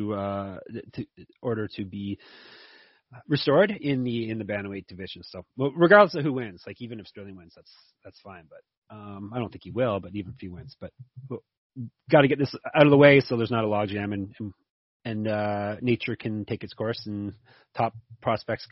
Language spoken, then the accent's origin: English; Canada; I'm Canadian